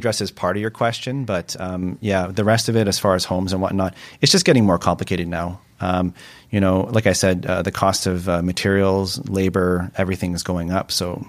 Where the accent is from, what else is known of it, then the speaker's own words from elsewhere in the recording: Vancouver, British Columbia, Canada; I grew up in Kerrisdale on the west side, so that's always home for me. I recently moved to East